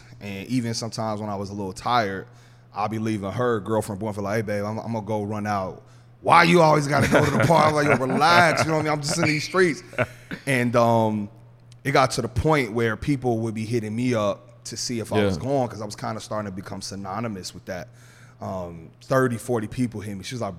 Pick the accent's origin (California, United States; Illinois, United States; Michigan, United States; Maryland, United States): Illinois, United States; Chicago; now in New York, United States; obviously I'm not from New York, I'm a transplant. Anybody in New York can tell you he ain't from here. People who don't live there say, I sound like I'm from there now. I'm like, come on, I'm not from there. But I knew I had a network in Chicago